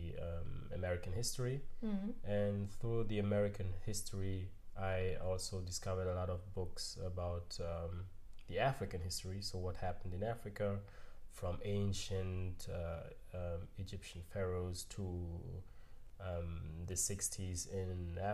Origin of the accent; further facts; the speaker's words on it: Germany; also born or lived in Cameroon / United States; I grew up here in Germany